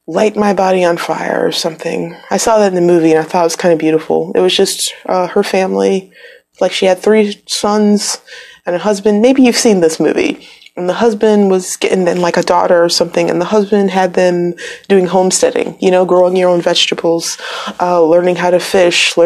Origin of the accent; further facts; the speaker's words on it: Midwest, United States; moved away; I'm from the Midwest, really windy there, like up by Canada